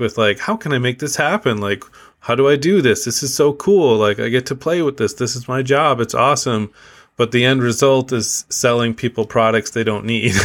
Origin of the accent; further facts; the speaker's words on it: Midwest, United States; moved away as an adult; now in Canada; I was from the Midwest, which was predominantly, um, white Dutch people